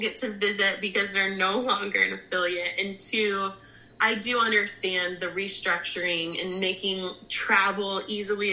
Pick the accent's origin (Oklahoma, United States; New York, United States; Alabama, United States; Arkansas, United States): Oklahoma, United States; moved away as an adult; also born or lived in New Jersey